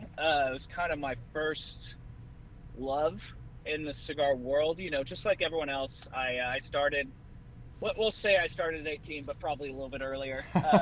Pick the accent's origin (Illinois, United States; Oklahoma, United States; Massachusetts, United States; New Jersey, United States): Oklahoma, United States; moved away as an adult; my hometown of Jinx.